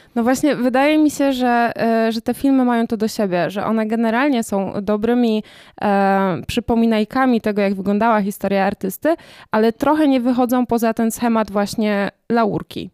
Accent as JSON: {"language": "Polish", "town": "Katowice", "region": "Silesian Voivodeship", "country": "Poland", "tie": "born or raised there", "said": "jestem z Katowic"}